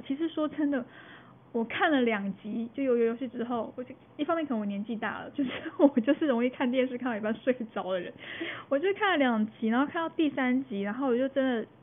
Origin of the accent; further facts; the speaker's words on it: Taiwan; 我们台湾